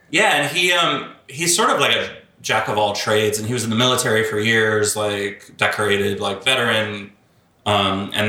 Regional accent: Bahamas; born there; also born or lived in Australia; they met in the Bahamas, and uh, I was born in the Bahamas, and so we bounced around a little bit, um, moved back to Australia

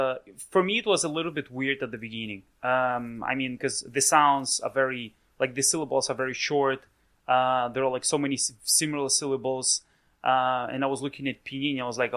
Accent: Vladivostok, Primorsky Krai, Russia; born or raised there; English is a second language

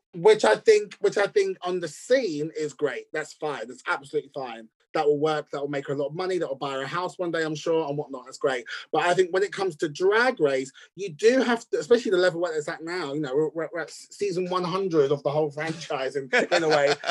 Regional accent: United States; as an American

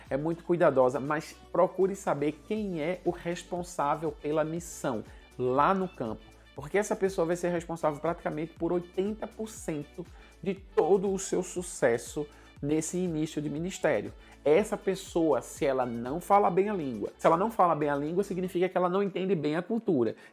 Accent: Northeast Region, Brazil; tendo em vista que eu sou nordestino e a cultura africana é muito presente na cultura nordestina

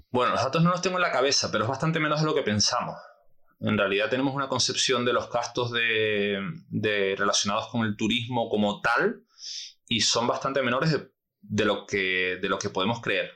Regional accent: Canary Islands, Spain; nosotros como canarios

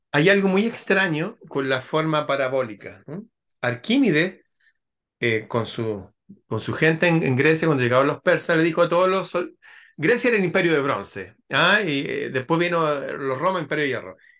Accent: Chile; en mi país están esas construcciones, hay un lugar que se llama la Quinta Normal

